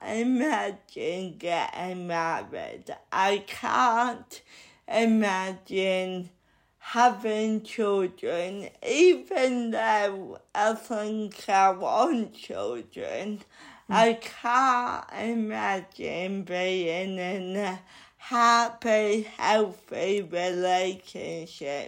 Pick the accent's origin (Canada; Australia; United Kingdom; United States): United Kingdom; Bridlington, Yorkshire and the Humber; moved away as an adult; now in London, United Kingdom; I like Bridlington. It will always be my hometown, but it is small-minded